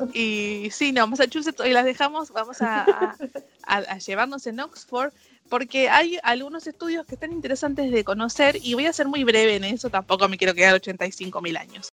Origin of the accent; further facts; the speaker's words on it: Moreno, Buenos Aires Province, Argentina; ser de moreno